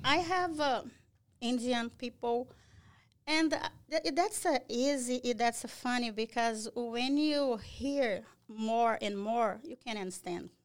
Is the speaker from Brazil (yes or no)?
yes; Brazil; English is a second language; moved away as an adult; also born or lived in Fall River; now in Massachusetts, United States; I'm from Brazil